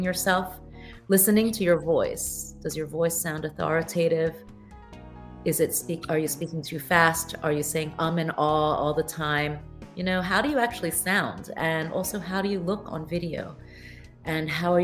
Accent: United States; moved away; also born or lived in Taiwan / Thailand; I was born in the States

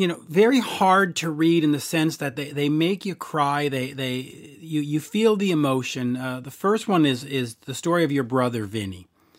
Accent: Canada; As a Canadian

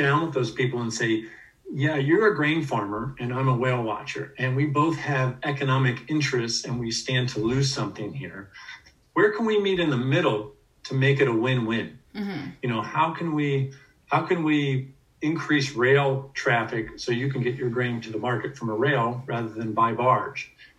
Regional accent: West Virginia, United States; born there; also born or lived in East Coast; Well, I mean, I'm not native to Washington State. I was born in West Virginia and lived mostly on the East Coast.

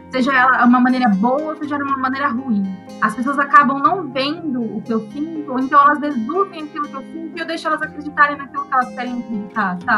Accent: Sorocaba, São Paulo, Brazil; born there; also born or lived in Saquarema; eu nasci em Sorocaba. E aí eu fiquei, morei um tempo lá e minha mãe acabou se casando com um carioca e aí nós fomos morar no, em Saquarema, no Rio de Janeiro.

